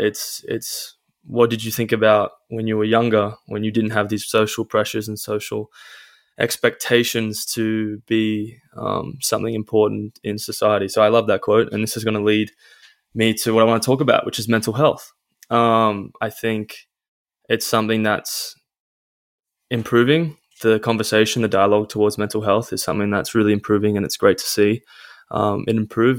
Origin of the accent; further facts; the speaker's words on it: Caringbah South, New South Wales, Australia; I'm Australian. Um, I come from a place called Caringbah South, which is near Cronulla